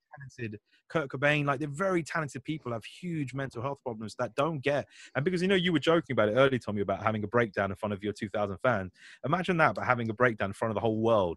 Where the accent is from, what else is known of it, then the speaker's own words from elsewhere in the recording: Hounslow, London, United Kingdom; I'm from Hounslow